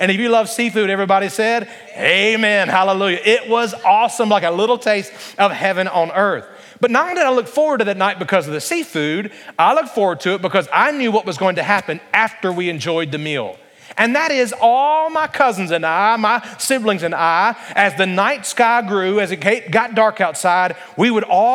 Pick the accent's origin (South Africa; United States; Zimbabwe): United States; Alabama; growing up in Alabama